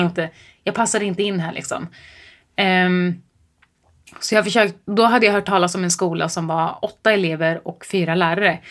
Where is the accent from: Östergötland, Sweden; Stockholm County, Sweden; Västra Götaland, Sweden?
Östergötland, Sweden; Mantorp; jag kommer från Mjölby eller Mantorp eller vad fan mm. man säger. Eh, I Östergötland